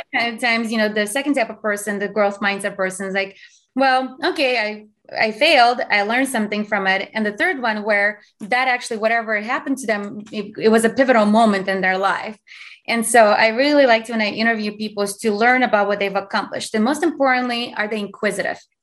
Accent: Azerbaijan; English is a second language; now in United States; I'm from Azerbaijan, which used to be part of USSR

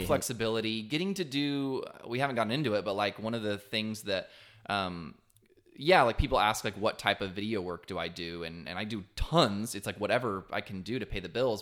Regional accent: Texas coast, United States; I grew up on the Texas coast

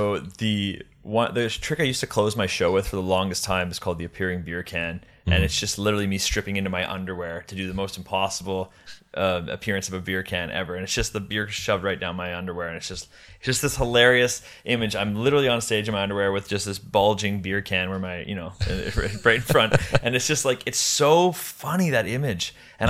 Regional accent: Canada; Because I'm Canadian, I got to keep getting this O-1 every 3 years.

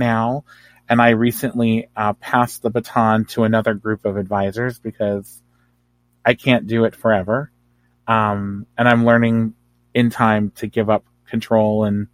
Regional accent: New Jersey, United States; my hometown in Jersey

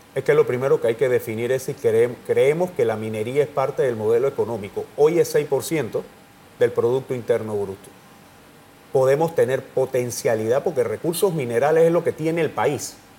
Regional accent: Tolé, Chiriquí, Panama; yo que soy de Tolé, en la provincia de Chiriquí

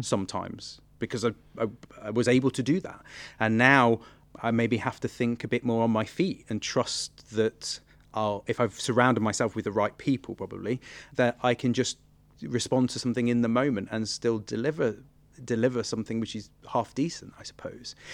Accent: Nottingham, East Midlands, United Kingdom; I'm from Nottingham originally. And my parents brought me to watch the Nottingham Playhouse pantomime every single year from, like, the age of five or something

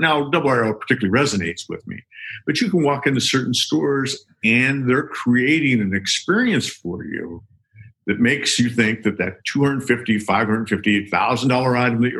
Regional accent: Sacramento, California, United States; I grew up in Sacramento

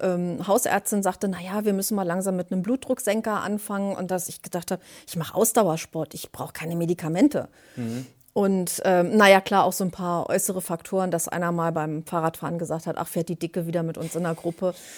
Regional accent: Berlin, Germany; ich bin 56 Jahre alt, komme aus Berlin

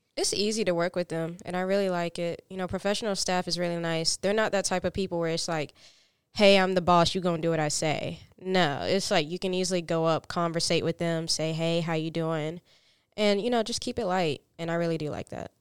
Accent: Fountain Inn, South Carolina, United States; I'm from a small town called Fountain Inn, South Carolina

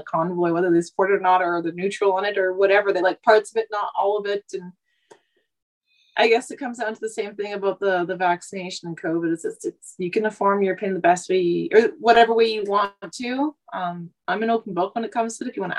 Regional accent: Vancouver, British Columbia, Canada; moved away as an adult; now in Saskatchewan, Canada; I was born and raised in Vancouver.

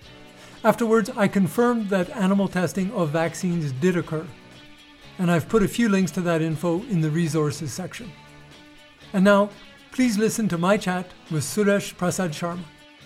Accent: Canada; now in Nepal; my home country, Canada

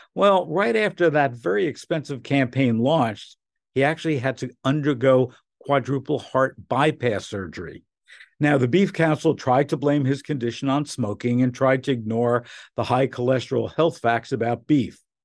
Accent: Newark, New Jersey, United States; growing up in Newark, where you had a bagel place

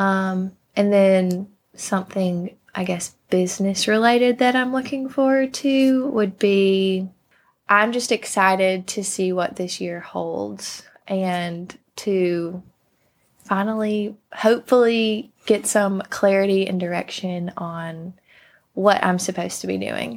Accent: Thomson, Georgia, United States; also born or lived in Savannah, Georgia; born and raised in Thompson, Georgia

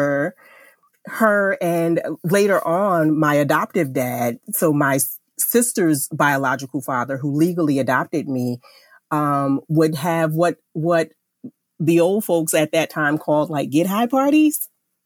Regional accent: Jersey City, New Jersey, United States; I grew up in Jersey City, New Jersey

